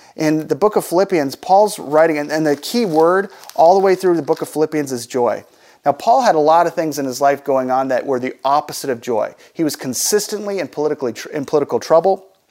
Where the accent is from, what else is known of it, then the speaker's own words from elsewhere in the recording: United States; As American Christians, we get a chance to live in the best country in the world